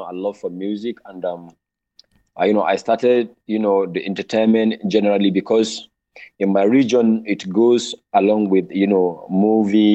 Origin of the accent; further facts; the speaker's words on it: Sokoto, Nigeria; moved away as an adult; now in Kaduna, Nigeria; I was born in Sokoto State, the northern part of Nigeria. That is my hometown, and I started my life there, primary, secondary.